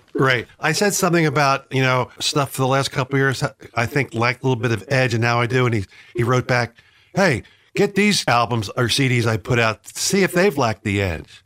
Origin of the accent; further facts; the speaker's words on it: Philadelphia, Pennsylvania, United States; my hometown of Philadelphia